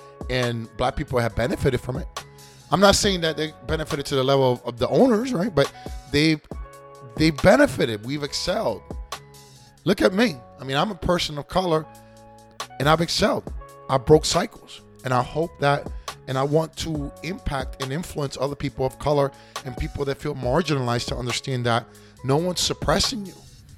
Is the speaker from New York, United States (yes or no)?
yes; New York, United States; born there; I've been an American since 9 years old. I was born in New York.